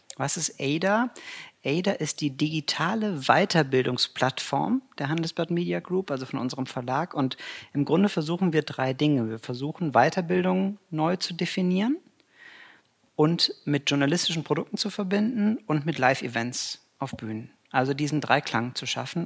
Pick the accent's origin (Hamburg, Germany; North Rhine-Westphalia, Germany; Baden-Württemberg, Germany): North Rhine-Westphalia, Germany; Cologne; ich bin Kölner von Herzen und äh, pendel halt immer nach Düsseldorf